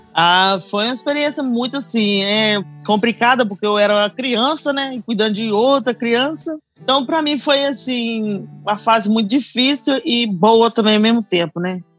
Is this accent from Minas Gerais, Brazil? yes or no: yes; Minas Gerais, Brazil; now in United States; eu sou de Minas